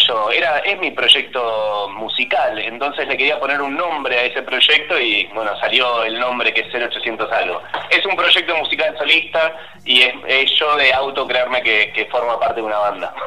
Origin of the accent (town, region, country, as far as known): Banfield, Buenos Aires Province, Argentina; moved away as an adult; now in Buenos Aires, Argentina